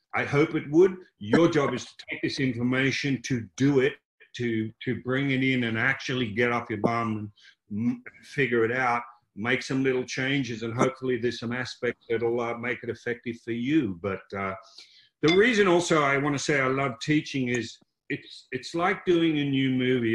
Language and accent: English; Melbourne, Victoria, Australia; born or raised there